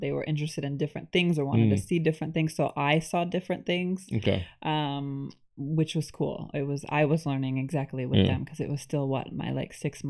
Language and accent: English; Buffalo, New York, United States; now in Canada; So I grew up in Buffalo, New York.